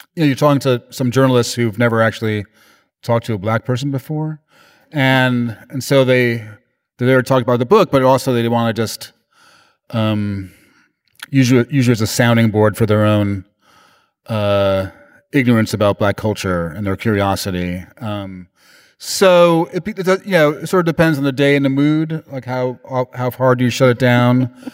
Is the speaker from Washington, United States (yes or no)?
no; New York, United States; I'm from New York